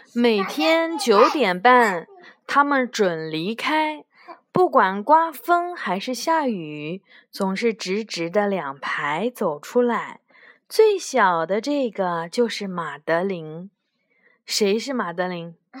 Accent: China; 就像我们中国人过春节一样

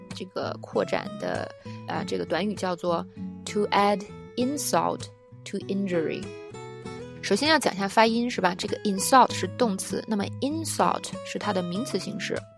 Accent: China; 作为中国人通常能比较了解

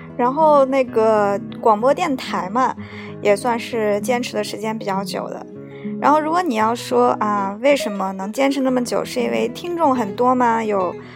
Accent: China; moved away as an adult; now in Japan; 跟我们国内一样

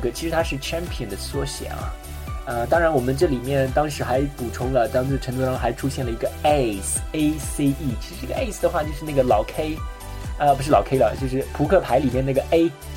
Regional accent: China; 我们中国人

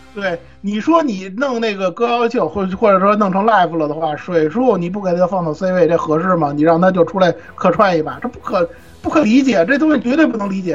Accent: China; 我们中国人

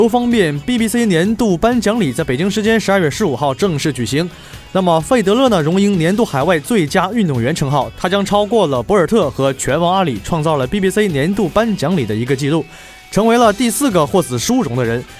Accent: Northeast China, China; moved away as an adult; now in Jinhua, China; 作为一个东北人，依旧是不太能够接受像金华这样一个寒冷的天气。

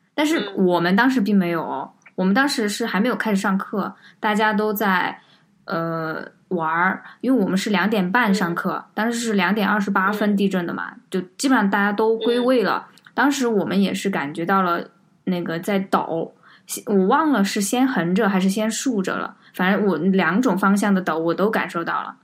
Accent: Sichuan, China; 我们是四川人，然后也经历了五幺二这次地震的这个事件

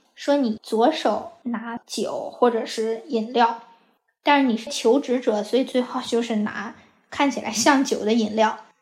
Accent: Hebei, China; moved away as an adult; now in Los Angeles, United States; 我是河北人。 我从一零年的时候来美国读本科

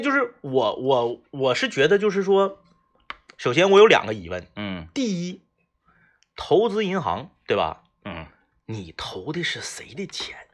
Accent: Northeast China, China; 我们东北人以前没吃过葡式蛋挞嗯，我们第一次吃葡式蛋挞就是肯德基

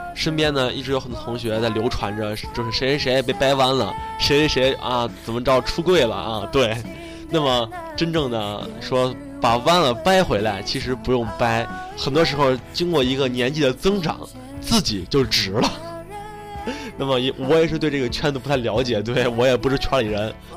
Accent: China; 我们中国人中庸

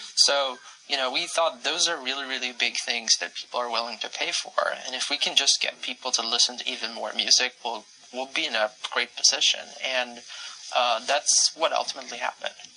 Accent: Sweden; my home country, Sweden

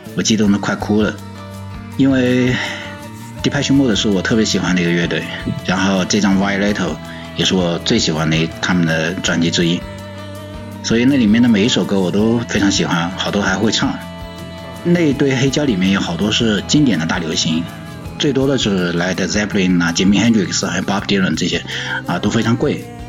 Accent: Hangzhou, Zhejiang, China; 我的家乡是在杭州

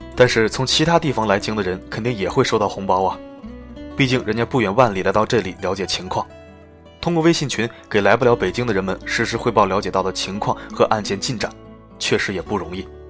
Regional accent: China; 但是我们中国人喜欢勾心斗角、起内讧啊

